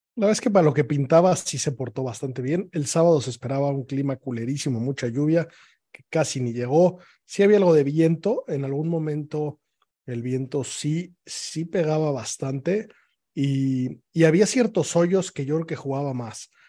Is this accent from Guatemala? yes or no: no; Mexico